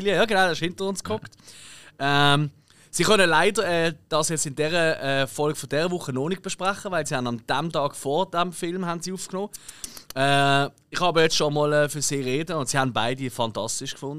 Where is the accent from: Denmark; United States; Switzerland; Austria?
Switzerland; ich bin Schweizer